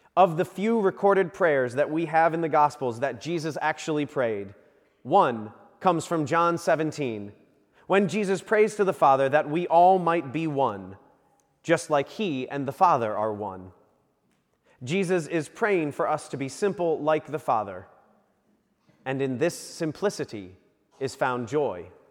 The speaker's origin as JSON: {"language": "English", "town": "Virginia Beach", "region": "Virginia", "country": "United States", "tie": "born or raised there", "said": "growing up in Virginia Beach"}